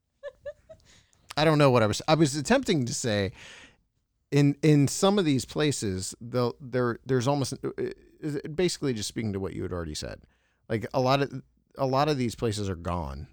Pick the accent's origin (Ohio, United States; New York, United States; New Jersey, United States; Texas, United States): Ohio, United States; Bolivar; where I grew up, I grew up in Bolivar